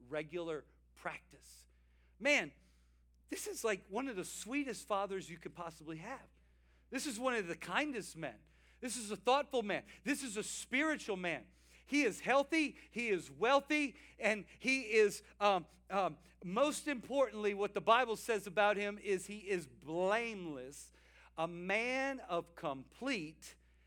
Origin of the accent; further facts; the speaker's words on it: South Louisiana, United States; we were boys growing up in South Louisiana, me and my older brother.